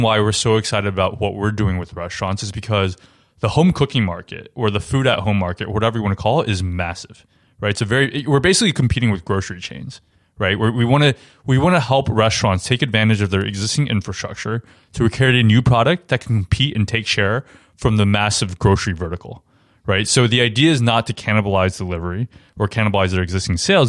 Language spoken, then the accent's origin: English; Taiwan; now in New York, United States; I grew up in Taiwan, also, and really great food and restaurant culture there